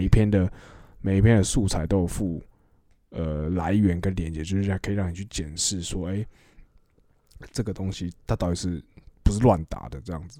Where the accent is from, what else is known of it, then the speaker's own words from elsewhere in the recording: Taiwan; 对我们台湾人来说，我们自己住在自己自己的国家，然后你又是同一个语言、同一个环境